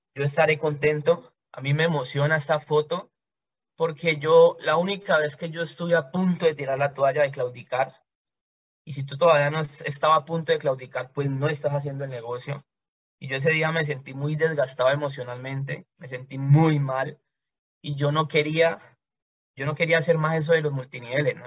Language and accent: Spanish; Cali, Valle del Cauca, Colombia; yo soy de Cali, Colombia. Soy una persona nacida y creada en un barrio de Cali